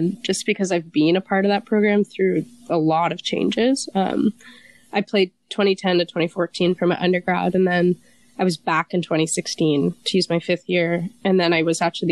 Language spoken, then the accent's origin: English; Calgary, Alberta, Canada; moved away as an adult; also born or lived in Nova Scotia; I grew up in Calgary, so it'd be like -25, snow on the ground.